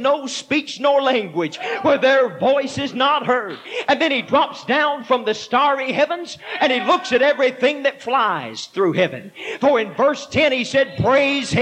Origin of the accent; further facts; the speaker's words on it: Texas, United States; moved away; I am originally from Texas